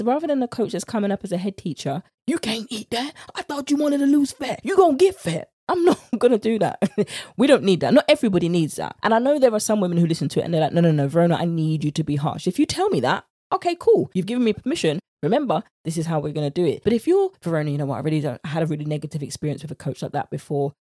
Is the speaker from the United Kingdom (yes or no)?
yes; United Kingdom; accent: British; my British accent